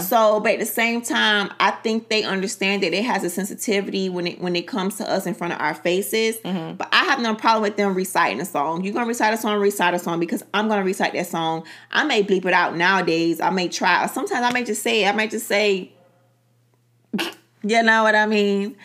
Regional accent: Miami, Florida, United States; Being born and raised in Miami

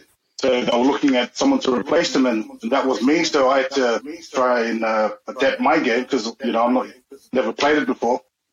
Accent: New Zealand; born or raised there

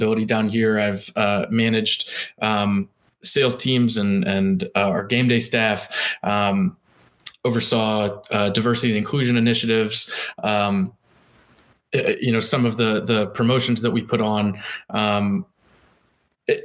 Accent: Durham, North Carolina, United States; now in Daytona Beach, United States; I'll be back in Durham

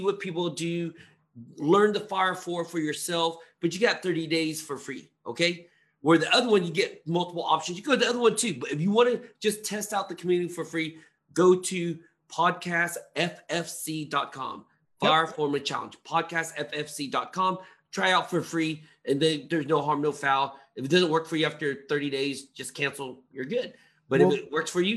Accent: Texas, United States; now in California, United States; I grew up in Texas

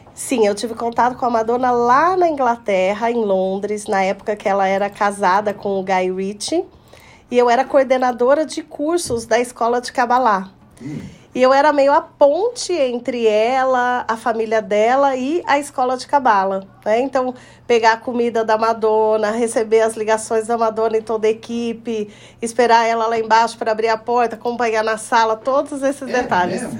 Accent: Poços de Caldas, Minas Gerais, Brazil; aqui em Poços de Caldas, na minha terra natal

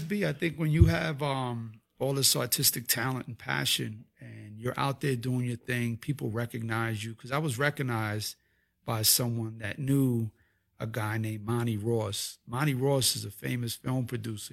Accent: Puerto Rico; us being Puerto Ricans

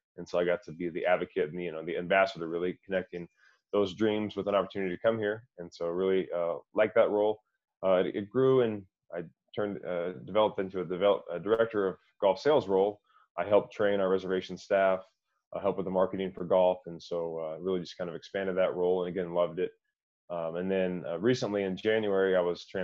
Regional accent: Fort Worth, Texas, United States; moved away as an adult; now in Coeur d'Alene, United States; Originally, I'm from Fort Worth, Texas. I've two brothers and a sister, so I've got a large family down there. And we grew up playing sports

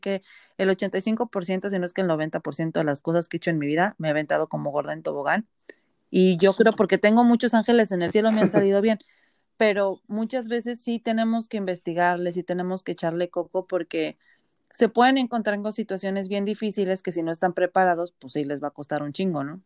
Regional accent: Mexico; now in Canada; somos latinos y mexicanos

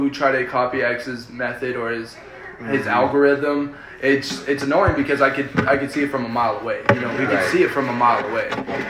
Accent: Colorado, United States; first language Spanish; English is a second language; But I'm from Colorado.

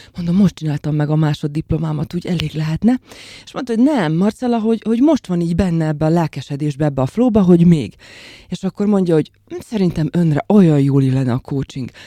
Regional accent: Slovakia; moved away as an adult; also born or lived in Bratislava; now in Hungary; Egy nagyon idilli és pici felvidéki faluból származom

